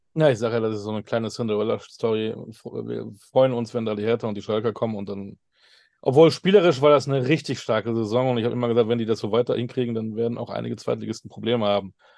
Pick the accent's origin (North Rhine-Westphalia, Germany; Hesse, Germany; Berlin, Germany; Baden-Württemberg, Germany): North Rhine-Westphalia, Germany; Münster; ich bin ja ein Münsteraner